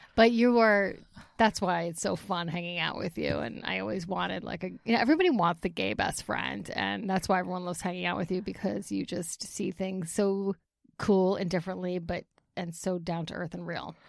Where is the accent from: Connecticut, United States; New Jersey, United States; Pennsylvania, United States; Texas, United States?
New Jersey, United States; Bergenfield; also born or lived in Ramsey, New Jersey; I grew up in Bergen County in Bergenfield.